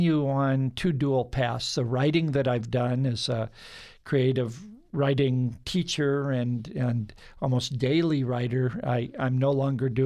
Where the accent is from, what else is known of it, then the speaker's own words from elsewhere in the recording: Indiana Dunes, United States; moved away as an adult; now in Arizona, United States; I was born in the Indiana Dunes in a Lebanese family of immigrants